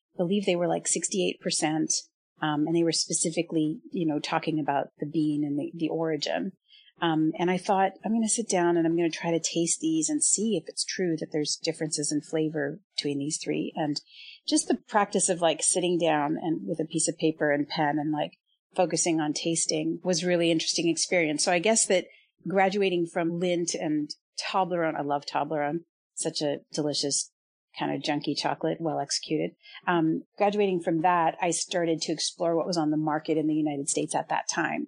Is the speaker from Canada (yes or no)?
yes; Canada; I grew up in Canada